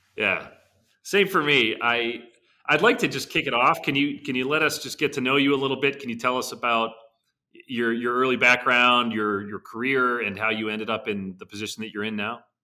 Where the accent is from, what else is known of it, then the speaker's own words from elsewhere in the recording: Pittsburgh, Pennsylvania, United States; Pittsburgh, which is, you know, just for some context, my hometown. I grew up, you know, ten miles from, from the, uh, you know, Irvin Works mill.